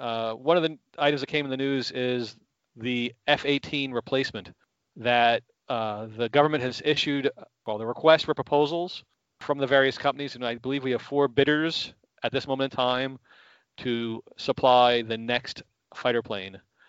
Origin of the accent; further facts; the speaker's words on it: United States; moved away as an adult; also born or lived in Canada; now in Kingston, Canada; as an American living in Canada, yes, I've been here for 19 years, but I was in the United States for a long time before